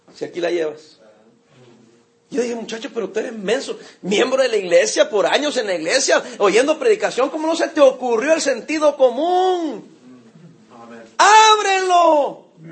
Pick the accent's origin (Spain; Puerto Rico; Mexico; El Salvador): El Salvador; now in Long Beach, United States; Soy salvadoreño